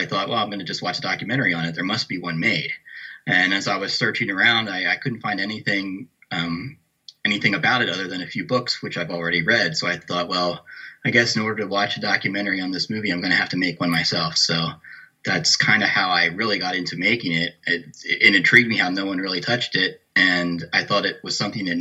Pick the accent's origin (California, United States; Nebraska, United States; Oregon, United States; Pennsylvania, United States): Pennsylvania, United States; York; where I grew up in New York, Pennsylvania